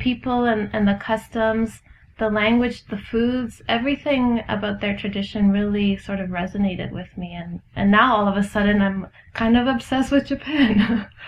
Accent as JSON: {"language": "English", "region": "Ontario", "country": "Canada", "said": "I'm from Ontario"}